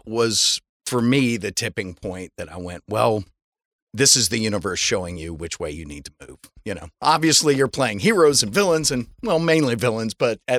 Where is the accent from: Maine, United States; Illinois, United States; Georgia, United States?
Georgia, United States; Atlanta; moved away as an adult; now in Los Angeles, United States; I'm not. I'm from Atlanta, Georgia.